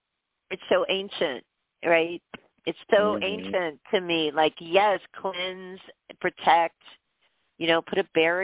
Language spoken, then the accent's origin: English; Pennsylvania, United States; but I grew up in Pennsylvania.